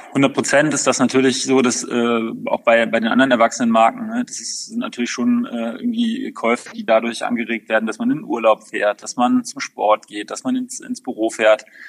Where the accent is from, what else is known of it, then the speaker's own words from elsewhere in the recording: Overath, North Rhine-Westphalia, Germany; ich bin im Umland von Köln groß geworden, in Overath im Bergischen